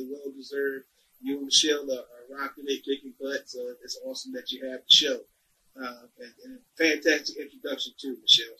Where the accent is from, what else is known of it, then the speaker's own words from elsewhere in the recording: Maryland, United States; my father was 16 when I was born in Homer Park, Maryland